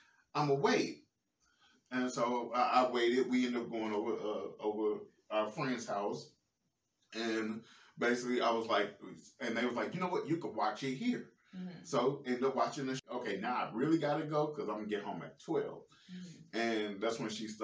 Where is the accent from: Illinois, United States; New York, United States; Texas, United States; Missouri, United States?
Missouri, United States; St. Louis; I'm from St. Louis